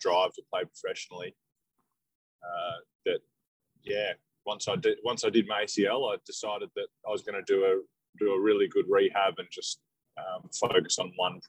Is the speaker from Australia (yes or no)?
yes; Devonport, Tasmania, Australia; now in Melbourne, Australia; I grew up in Tasmania, in the north of Tasmania, so Devonport.